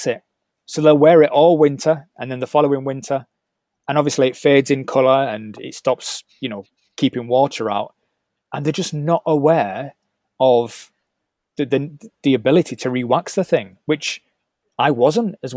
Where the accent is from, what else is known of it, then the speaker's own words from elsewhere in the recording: Leeds, Yorkshire and the Humber, United Kingdom; Leeds, which is my hometown